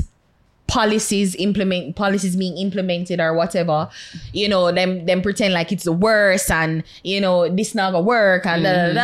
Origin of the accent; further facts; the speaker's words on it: Jamaica; as a Jamaican and as a citizen of this country